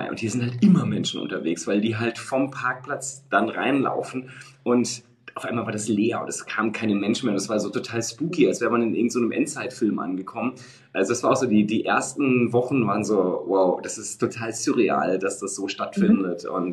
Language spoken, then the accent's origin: German; Münster, North Rhine-Westphalia, Germany; ich komme ja hier aus Münster und Münster ist mhm. jetzt 300.000, ist auch keine, keine Weltstadt, aber äh, zumindest eine sehr schöne, schöne Stadt